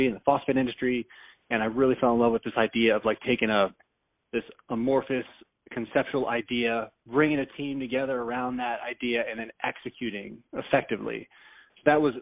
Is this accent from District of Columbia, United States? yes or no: no; Tampa, Florida, United States; also born or lived in Schenectady, New York; I grew up in the Tampa area, so I've pretty much been in this area for my whole life